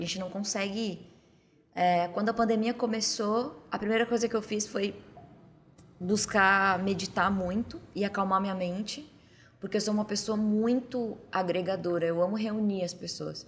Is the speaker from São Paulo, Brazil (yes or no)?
no; Torres, Rio Grande do Sul, Brazil; moved away; Aí eu fui pro sul, né, onde eu, a casa onde eu me criei, para Torres, no litoral do Rio Grande do Sul